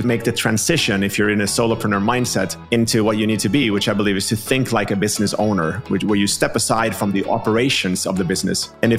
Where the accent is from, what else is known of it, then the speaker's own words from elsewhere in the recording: Finland; And like I'm from Finland, so from the Nordic region, mostly pan-European clients.